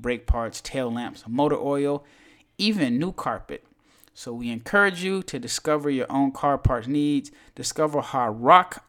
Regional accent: United States; an American man

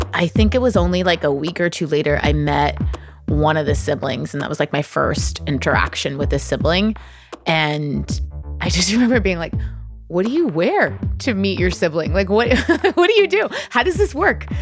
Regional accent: Bay Area, California, United States; we're all from the Bay Area

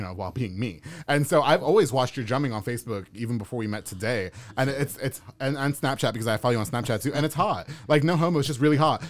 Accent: New York, United States; also born or lived in Texas; now in Waco, United States; I'm from New York.

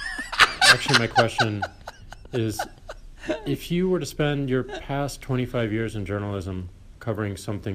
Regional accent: St. Louis, Missouri, United States; now in San Francisco, United States; I'm from St. Louis, Missouri.

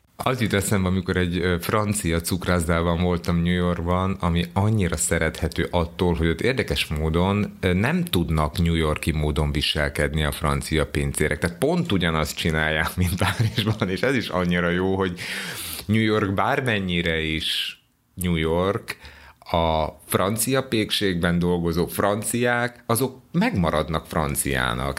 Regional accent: Hungary; Gyoszó Jungaró, vagyis hogy magyar vagyok

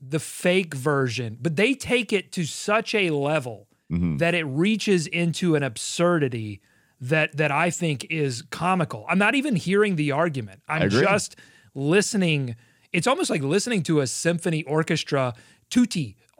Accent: North Carolina, United States; I grew up in Rowan County, which is somewhat north of Gaston County, which I also grew up in, but I've spent some early years in Rowan County, early 90s years

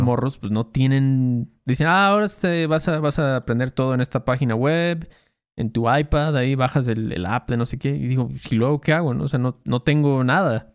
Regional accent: Mexico; nuestros paisanos

